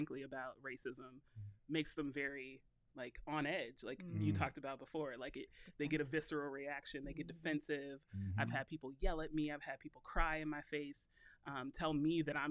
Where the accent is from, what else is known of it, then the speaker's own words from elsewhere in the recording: Los Angeles, California, United States; moved away as an adult; now in Michigan, United States; I was raised in California, all Southern California cities